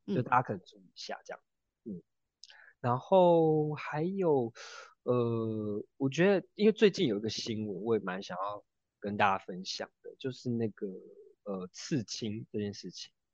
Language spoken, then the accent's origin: Chinese; Taiwan; 我们台湾人可能都习惯把零钱放在，呃，这个店员的手上